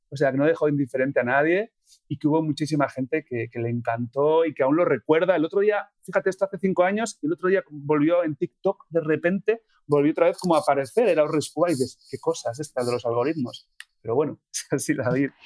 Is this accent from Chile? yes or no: no; Getxo, Basque Country, Spain; also born or lived in Barcelona / Madrid / Bilbao; volví a mi tierra